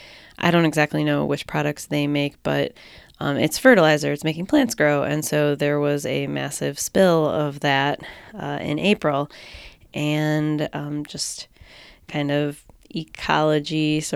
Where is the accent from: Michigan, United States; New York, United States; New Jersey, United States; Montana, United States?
New York, United States; Western; growing up in Western New York